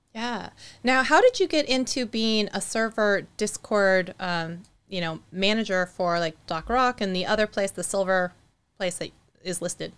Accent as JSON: {"language": "English", "region": "Eastern Washington", "country": "United States", "tie": "born or raised there", "said": "Eastern Washington, where, you know, um, my hometown is"}